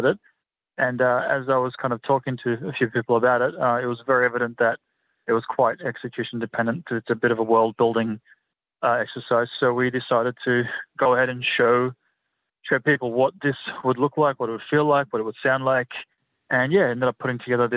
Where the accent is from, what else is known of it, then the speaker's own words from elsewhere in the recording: North Macedonia; now in Australia; I'm originally from Macedonia, which is just across the border. So the language is very, very similar